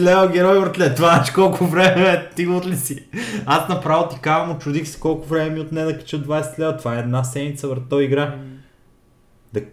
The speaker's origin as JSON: {"language": "Bulgarian", "country": "Bulgaria", "said": "я съм българин"}